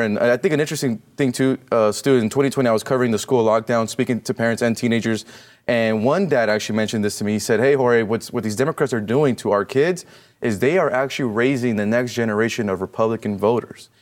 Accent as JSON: {"language": "English", "region": "California", "country": "United States", "said": "I'm from California"}